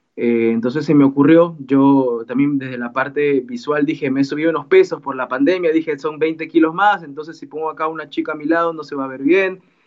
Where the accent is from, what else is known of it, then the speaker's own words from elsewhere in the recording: Peru; mi país, en Perú